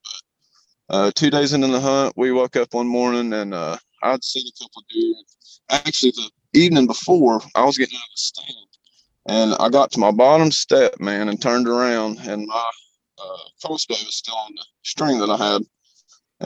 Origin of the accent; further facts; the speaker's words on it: Bristol, Virginia, United States; also born or lived in Pamplin, Virginia; I was born in Bristol, Virginia